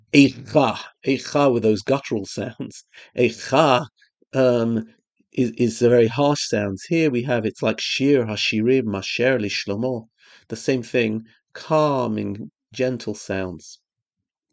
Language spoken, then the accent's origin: English; London, United Kingdom; moved away; I came from London.